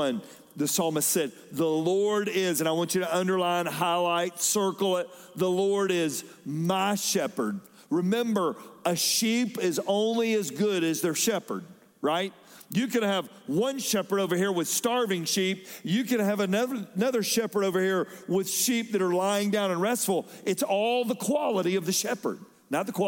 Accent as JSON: {"language": "English", "town": "Fayetteville", "region": "Georgia", "country": "United States", "tie": "born or raised there", "said": "when I was growing up in Fayetteville, Georgia, we were out in the country a little bit"}